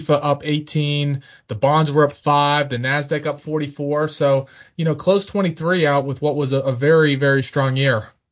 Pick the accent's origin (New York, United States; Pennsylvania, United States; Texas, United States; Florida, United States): Pennsylvania, United States; now in Richmond, United States; I'm from Pennsylvania